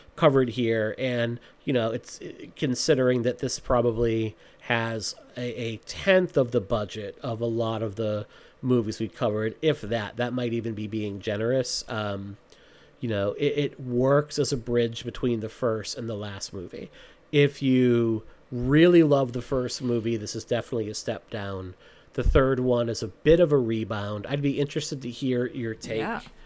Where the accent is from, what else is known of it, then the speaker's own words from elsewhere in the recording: Massachusetts, United States; I'm from Massachusetts